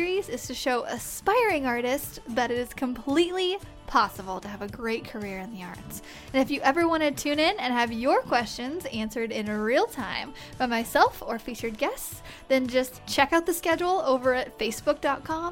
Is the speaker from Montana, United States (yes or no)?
no; Springfield, Missouri, United States; my hometown of Springfield, Missouri